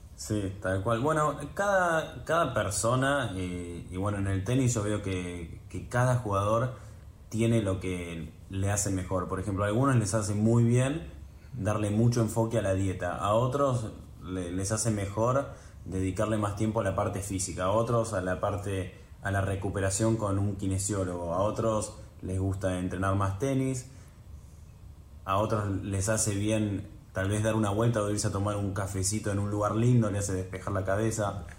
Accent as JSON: {"language": "Spanish", "region": "Buenos Aires", "country": "Argentina", "tie": "born or raised there", "also_born_or_lived": "New York, United States", "said": "nací en Nueva York, mis viejos vivieron 10 años ahí, después se volvieron, ellos son oriundos de Buenos Aires, se volvieron cuando yo tenía 3, así que crecí en Buenos Aires"}